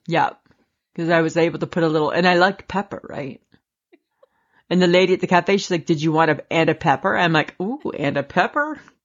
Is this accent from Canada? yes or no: yes; Canada; we're Canadian.